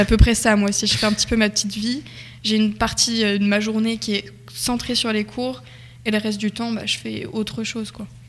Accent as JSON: {"language": "French", "town": "Nogent", "country": "France", "said": "je viens de Nogent, enfin un village à côté"}